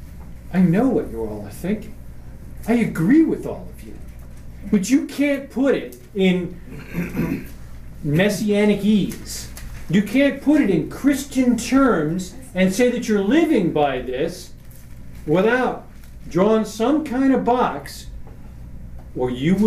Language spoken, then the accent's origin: English; New York, United States; I'm from New York